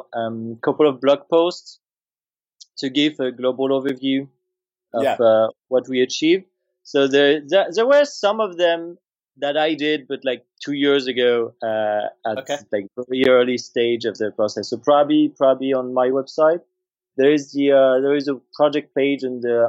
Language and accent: English; France; accent: French; English is a second language; moved away; I'm French originally.